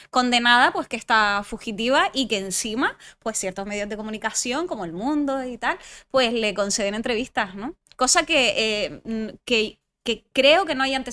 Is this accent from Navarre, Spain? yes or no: no; Canary Islands, Spain; first language French; Spanish is a second language; also born or lived in France; mi madre es francesa, mi padre es canario, y entonces, bueno, pues viví parte de mi infancia aquí en Gran Canaria y parte de mi infancia en Francia. De hecho, soy francófona y mis estudios los he cursado en francés